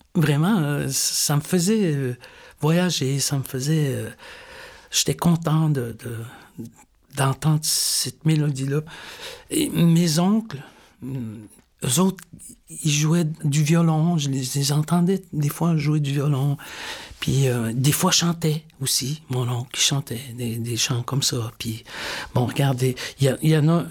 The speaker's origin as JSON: {"language": "French", "region": "Newfoundland and Labrador", "country": "Canada", "tie": "born or raised there", "moved": "yes", "said": "moi, je suis né au Labrador. Je suis né très loin d'ici, très loin de Manutenam, au nord complètement"}